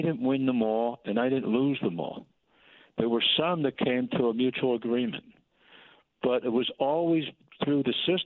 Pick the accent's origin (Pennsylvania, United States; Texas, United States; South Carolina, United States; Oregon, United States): Pennsylvania, United States; Philadelphia; I live in a city, born and raised in Kensington